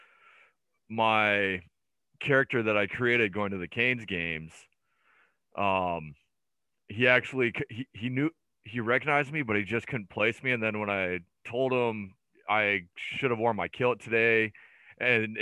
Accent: United States; moved away; also born or lived in Peterborough; me being an American goalie

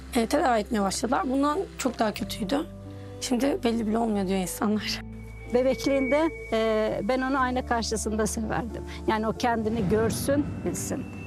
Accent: Ankara, Turkey; Ankara'da doğdum, büyüdüm. Hala orada spor hayatıma devam ediyorum

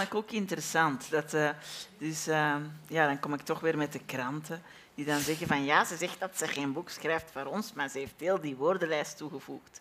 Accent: Belgium; ons vaderland in België

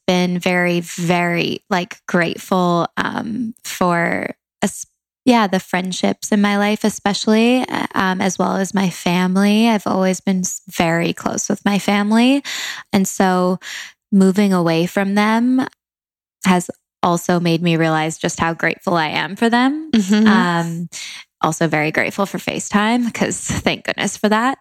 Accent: Langley, British Columbia, Canada; moved away as an adult; now in Los Angeles, United States; I'm from Langley, Canada, a small town, but moved to LA um, three

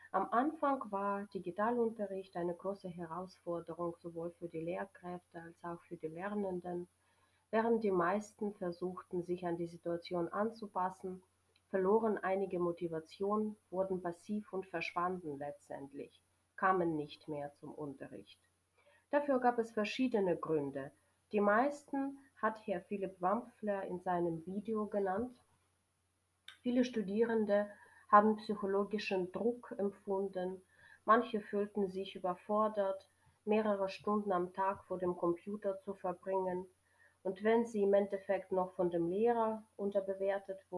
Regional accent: Ukraine; German is a second language; ich komme aus der Ukraine.

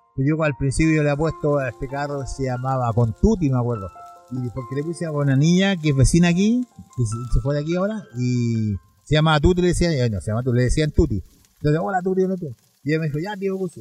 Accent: San Joaquín, Santiago Metropolitan Region, Chile; soy de la comuna, nacido acá en la comuna, no en la comuna prácticamente, pero de que tengo uso razón, mis padres me trajeron a la comuna, así que soy sanjuanino Sanjoaquenino

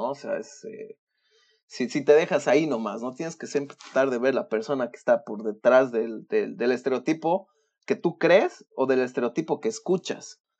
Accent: Bolivia; moved away; sí, me he venido de Bolivia el 2019, etcétera, etcétera.

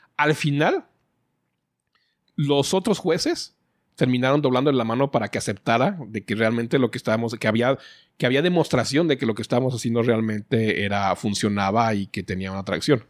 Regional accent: Guadalajara, Jalisco, Mexico; los mexicanos, creo que somos únicos mexicanos

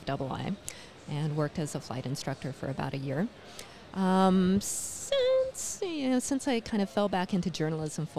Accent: Silver City, New Mexico, United States; I grew up in the woods, basically, near Silver City, New Mexico

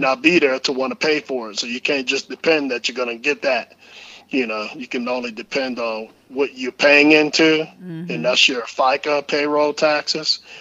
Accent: New Orleans, Louisiana, United States; growing up in New Orleans

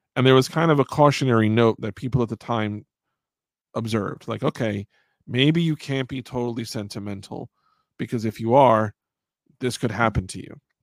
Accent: United States; I'm an American

